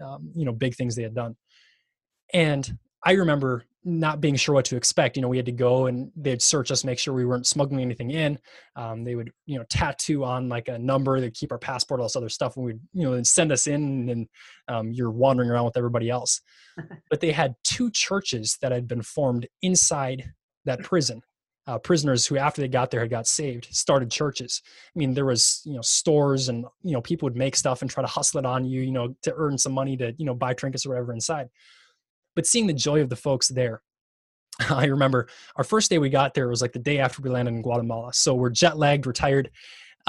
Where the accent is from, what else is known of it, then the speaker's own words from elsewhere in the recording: Minnesota, United States; growing up in Minnesota, you don't play much